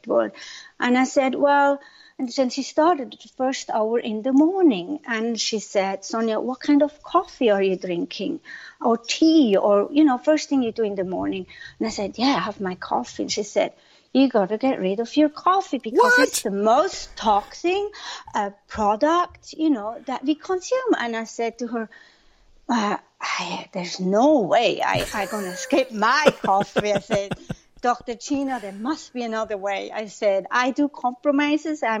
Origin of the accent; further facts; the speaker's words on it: Zurich, Switzerland; moved away as an adult; also born or lived in Orange County; now in Santa Monica, United States; I'm born and raised in Switzerland, in Zurich.